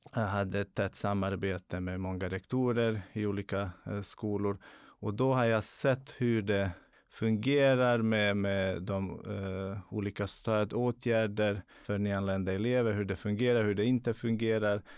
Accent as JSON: {"language": "Swedish", "country": "Bosnia & Herzegovina", "tie": "born or raised there", "moved": "yes", "lives_now": "Sweden", "said": "Jag är född och uppvuxen i Bosnien"}